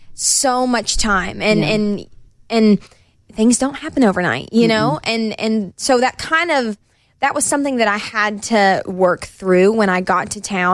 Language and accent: English; Knoxville, Tennessee, United States; Knoxville, my hometown